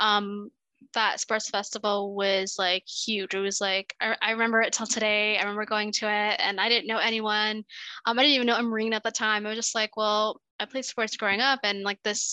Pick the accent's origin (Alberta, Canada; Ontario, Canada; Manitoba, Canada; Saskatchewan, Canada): Ontario, Canada; Toronto; I grew up in Toronto